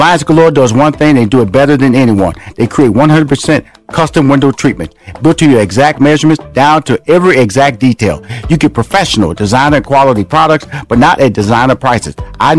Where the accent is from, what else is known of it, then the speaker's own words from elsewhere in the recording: Houston, Texas, United States; That's my hometown. I have a home in Atlanta. I have a home in Houston. Born and raised in Houston.